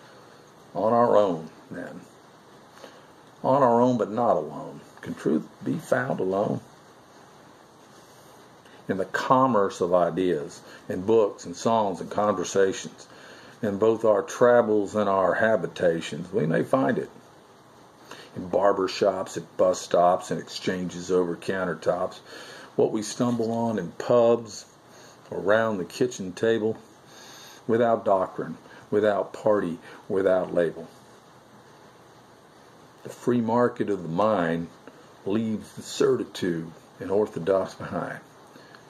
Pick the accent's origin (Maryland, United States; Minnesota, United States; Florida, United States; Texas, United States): Florida, United States; Melbourne; born or raised there